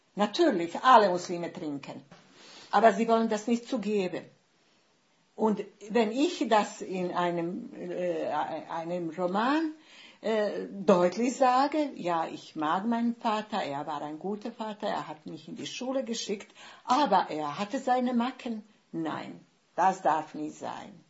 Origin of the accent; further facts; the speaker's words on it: Bosnia & Herzegovina; first language Bosnian; German is a second language; moved away as an adult; now in Germany; Und deshalb musste ich Bosnien verlassen. Ich wurde äh, vertrieben praktisch aus meinem Heimatort.